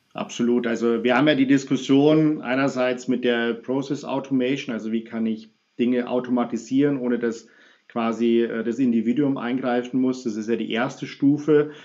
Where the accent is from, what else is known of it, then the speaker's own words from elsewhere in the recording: Munich, Bavaria, Germany; ich bin ja Münchner